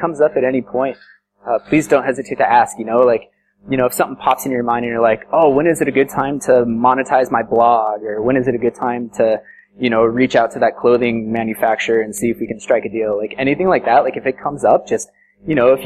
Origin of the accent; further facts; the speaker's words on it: Colorado, United States; moved away as an adult; now in India; I'm from the States and from Colorado.